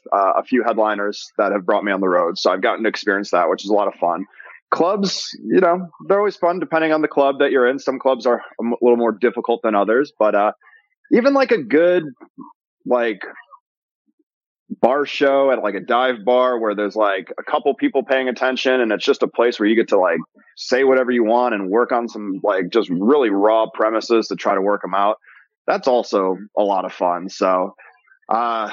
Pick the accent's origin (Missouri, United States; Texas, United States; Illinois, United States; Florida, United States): Illinois, United States; Chicago; also born or lived in Los Angeles; now in Las Vegas, United States; I'm originally from Chicago.